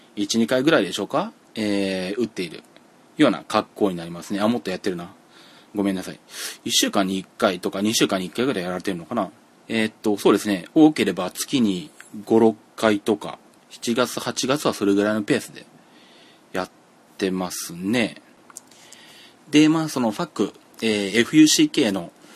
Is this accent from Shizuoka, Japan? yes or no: yes; Yaizu, Shizuoka, Japan; 地元静岡の焼津で